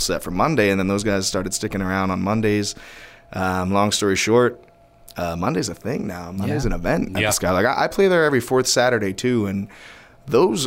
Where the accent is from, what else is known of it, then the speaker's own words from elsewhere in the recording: Hamilton Square, New Jersey, United States; I grew up in New Jersey